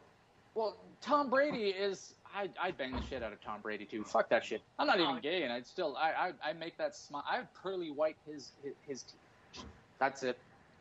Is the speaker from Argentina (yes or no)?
no; Canada; And then I had a gun, but we're Canadian.